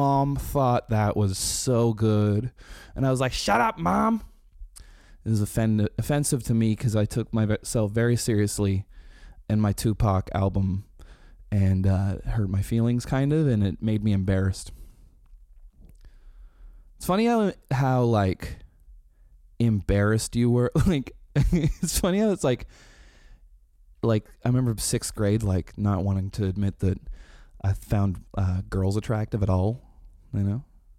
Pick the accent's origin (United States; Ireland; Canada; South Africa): Canada; Rain Wilson from The Office told us it's funny that we're Canadian.